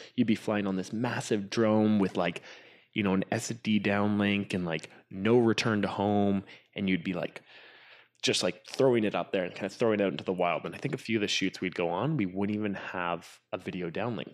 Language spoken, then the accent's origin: English; Whistler, British Columbia, Canada; grew up in Whistler, which is, I mean, I guess the ca, the, the adventure capital of, uh, of Canada or B C